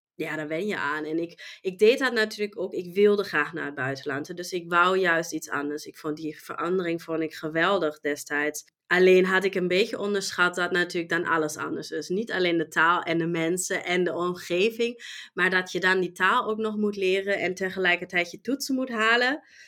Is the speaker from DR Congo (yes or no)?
no; Germany; Dutch is a second language; moved away as an adult; now in Netherlands; ik kom oorspronkelijk uit Duitsland. En ehm, ja, heb Nederland als mijn thuisland gekozen en woon hier nu al 17 jaar